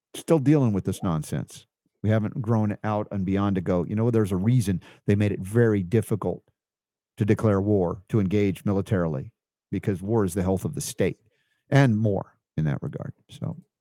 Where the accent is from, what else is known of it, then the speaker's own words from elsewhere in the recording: Stone Mountain, Georgia, United States; also born or lived in New York / South Florida; they didn't know Jewish people all that much when I grew up in Stone Mountain